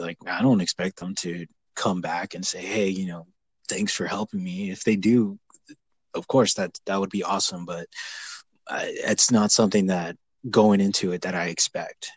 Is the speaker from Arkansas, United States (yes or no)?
no; California, United States; born and raised in California and who has stayed in here